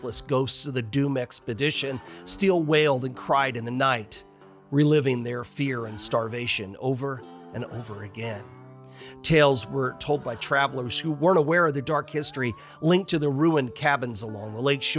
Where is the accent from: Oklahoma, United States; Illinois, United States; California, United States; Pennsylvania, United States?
Illinois, United States; I'm originally from Illinois